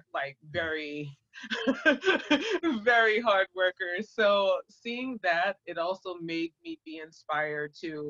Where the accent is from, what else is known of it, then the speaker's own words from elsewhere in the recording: Boston, Massachusetts, United States; moved away as an adult; I was born and raised in Boston, Massachusetts, and that's where my family is from